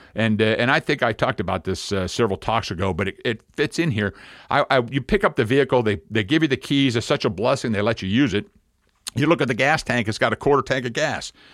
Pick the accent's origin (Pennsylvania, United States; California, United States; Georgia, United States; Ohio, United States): Pennsylvania, United States; moved away as an adult; we're from Pennsylvania